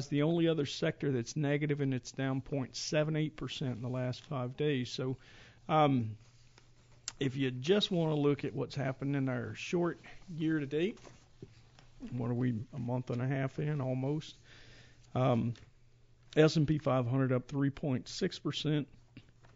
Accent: Georgia, United States; moved away as an adult; also born or lived in Grand Forks, North Dakota; I grew up in Georgia

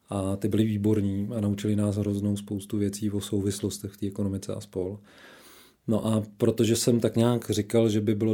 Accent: Šumperk, Olomouc Region, Czechia; Já vždycky zahajuju svůj životopis tím, že jsem se narodil v Šumperku

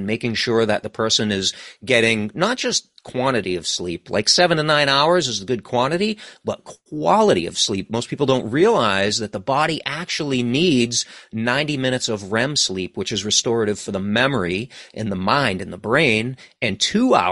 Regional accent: East Coast of the United States, United States; also born or lived in New England; I'm from the East Coast of United States. So I live in New England

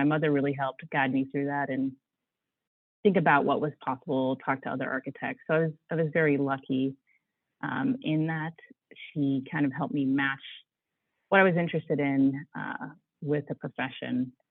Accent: outside of Pittsburgh, Western Pennsylvania, United States; moved away as an adult; also born or lived in Chicago; now in Washington, D.C., United States; I grew up in Western Pennsylvania, outside of Pittsburgh.

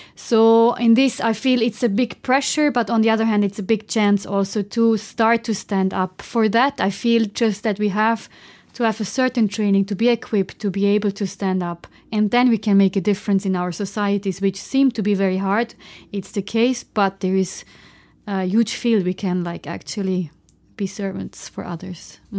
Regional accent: German-speaking Switzerland, Switzerland; I'm from Switzerland. So I'm coming from the German part of Switzerland

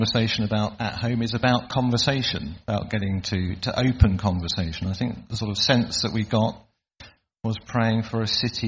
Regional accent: England, United Kingdom; As English people

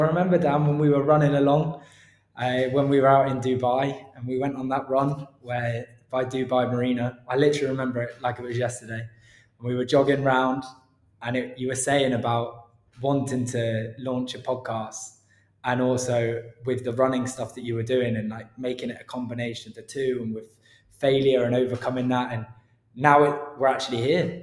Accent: Cornwall, South West England, United Kingdom; I grew up in Cornwall. Literally just on the bridge of Cornwall, sort of fake Cornwall, across the bridge from Plymouth

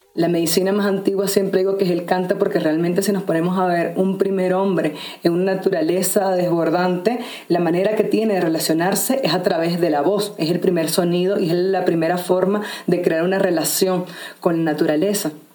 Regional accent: Venezuela; also born or lived in Sacred Valley of the Incas, Peru; now in Peru; soy venezolana, viviendo en este momento en el Valle Sagrado de los Incas en Perú

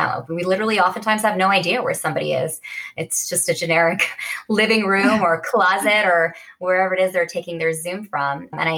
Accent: Bay Area, California, United States; I grew up in the Bay Area

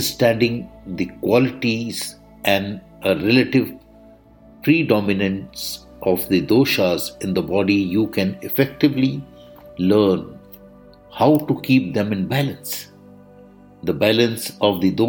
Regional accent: India; I am the Indian monk

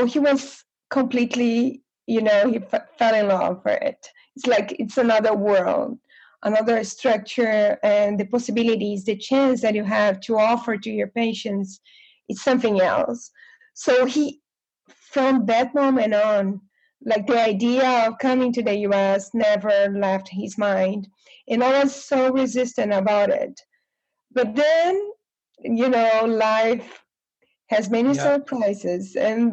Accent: North Region, Brazil; English is a second language; moved away as an adult; also born or lived in Campinas, Brazil; now in Houston, United States; So I am from Brazil, from the north of Brazil. I was born and raised there.

